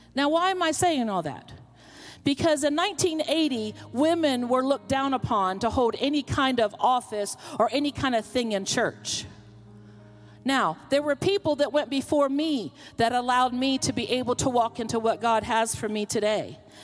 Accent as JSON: {"language": "English", "region": "Florida", "country": "United States", "tie": "born or raised there", "also_born_or_lived": "Pennsylvania", "moved": "as an adult", "lives_now": "Oklahoma, United States", "said": "I'm from the South. I was born in Pennsylvania, but I was raised in Florida"}